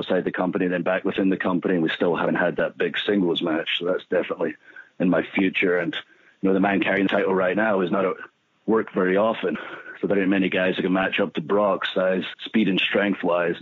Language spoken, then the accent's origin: English; Scotland, United Kingdom; now in Tampa, United States; being from Scotland, where it's cold all the time